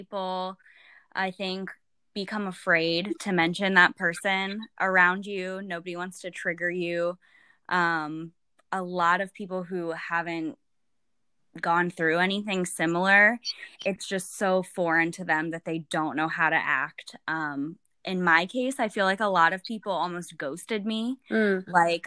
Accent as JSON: {"language": "English", "town": "Youngstown", "region": "Ohio", "country": "United States", "also_born_or_lived": "Columbus, Ohio", "said": "I'm from Youngstown, Ohio, and I currently teach elementary education in Columbus, Ohio"}